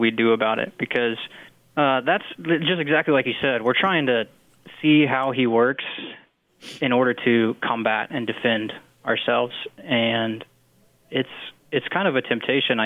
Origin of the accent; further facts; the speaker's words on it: Garden Plain, Kansas, United States; I grew up in Garden Plain, Kansas